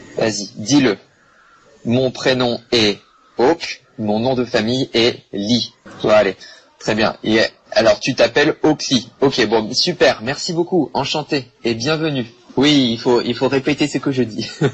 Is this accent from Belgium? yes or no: no; Bordeaux, Nouvelle-Aquitaine, France; je suis français, je viens de Bordeaux en France